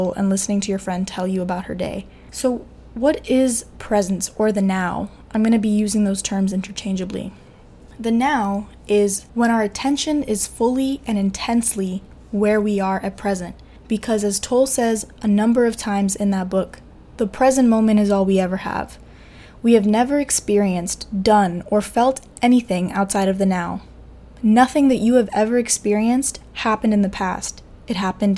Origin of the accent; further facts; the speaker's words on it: New York City, New York, United States; also born or lived in Evanston, Illinois; I'm also Dominican from Queens, New York, born and raised